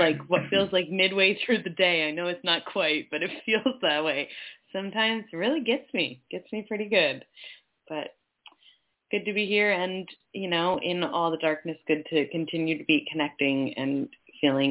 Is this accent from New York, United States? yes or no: yes; Finger Lakes region, central New York, United States; now in Washington, United States; I was based in central New York on traditional Seneca Nation land in the Finger Lakes region